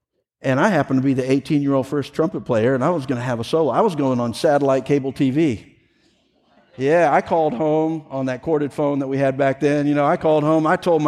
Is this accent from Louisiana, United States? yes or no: yes; Louisiana, United States; moved away; there was a season of my life where I grew up in Louisiana.